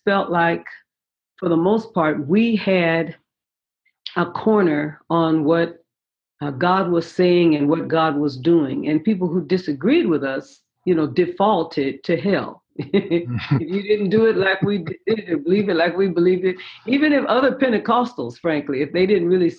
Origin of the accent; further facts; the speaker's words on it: San Francisco, California, United States; I was born in San Francisco, and raised in San Francisco